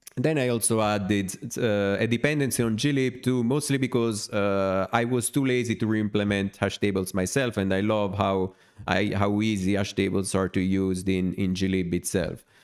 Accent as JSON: {"language": "English", "town": "Naples", "region": "Campania", "country": "Italy", "said": "since I'm from Naples, from in the south of Italy"}